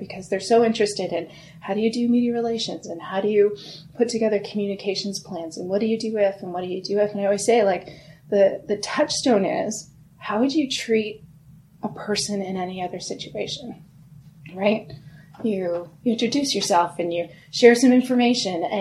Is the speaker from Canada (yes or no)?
yes; Sarnia, Ontario, Canada; moved away as an adult; also born or lived in Kingston, Ontario; now in Toronto, Canada; I grew up in Sarnia, about 3 hours from here